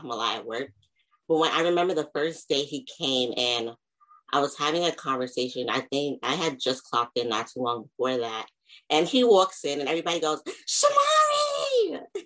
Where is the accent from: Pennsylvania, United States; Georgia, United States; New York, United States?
New York, United States; Long Island; also born or lived in Queens, New York; I'm from Long Island. Well, technically Queens, but I moved to Long Island when I was 8